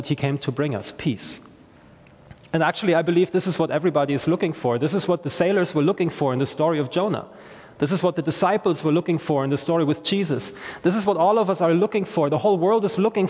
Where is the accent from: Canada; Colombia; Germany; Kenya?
Germany; English is a second language; now in Belfast, United Kingdom; I am from Germany originally